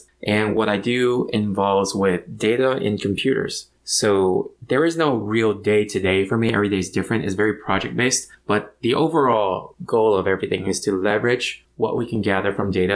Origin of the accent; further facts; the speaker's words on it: Orange County, California, United States; I was born and raised in Orange County